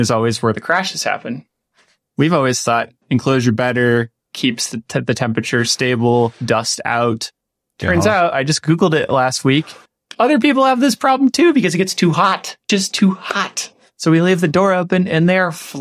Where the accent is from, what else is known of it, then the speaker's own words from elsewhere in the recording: Midwest, United States; being a Midwesterner in the United States